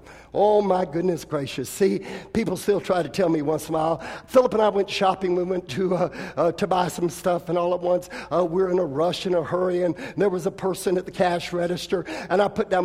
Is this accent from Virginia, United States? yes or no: no; California, United States; I come from California